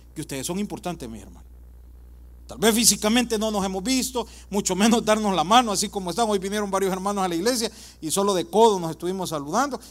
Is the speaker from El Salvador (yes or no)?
yes; El Salvador; yo soy del Salvador